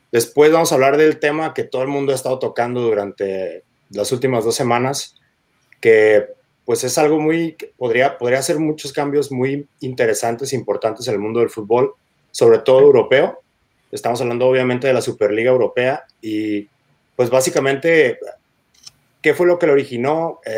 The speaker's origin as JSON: {"language": "Spanish", "town": "Guadalajara", "region": "Jalisco", "country": "Mexico", "tie": "born or raised there", "moved": "yes", "lives_now": "Tijuana, Mexico", "said": "yo vivo ahorita en Tijuana, pero nací en Guadalajara, Jalisco. Curiosamente, en el año Mundial, 1986"}